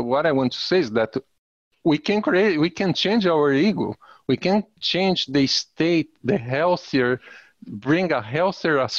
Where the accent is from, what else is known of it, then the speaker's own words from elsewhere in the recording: Brazil; moved away; also born or lived in United States; I'm Brazilian, but I'm also American.